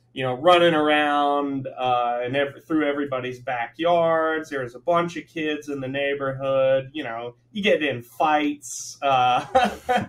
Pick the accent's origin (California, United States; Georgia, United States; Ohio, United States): Georgia, United States; Atlanta; moved away as an adult; also born or lived in Manhattan, New York / Florida Keys; now in Hawaii, United States; I was born in Manhattan, formative years in Atlanta.